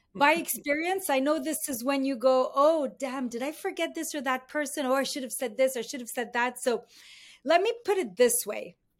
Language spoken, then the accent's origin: English; Beirut, Beirut Governorate, Lebanon; moved away as an adult; now in Canada; I was born in Beirut. I grew up in the Lebanese Civil War.